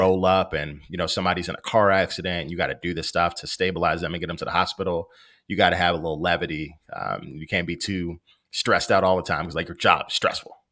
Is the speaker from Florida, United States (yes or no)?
no; Maywood, Illinois, United States; I grew up in Maywood. It's the west side of Chicago